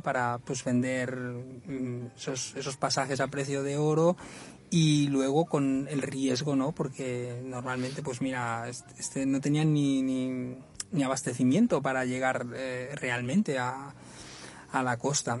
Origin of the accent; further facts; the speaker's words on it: Badalona, Catalonia, Spain; mi tierra, en Badalona